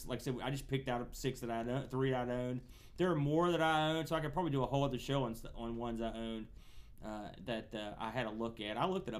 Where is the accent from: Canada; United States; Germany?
United States; now we're American